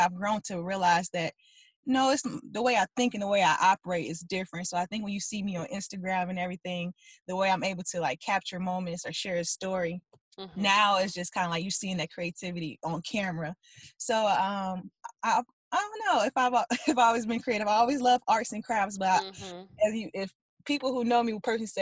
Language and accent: English; East Chicago, Indiana, United States; moved away as an adult; also born or lived in Gary, Indiana / Toledo, Ohio; now in Cleveland, United States; I grew up in a small town in Indiana called East Chicago, Indiana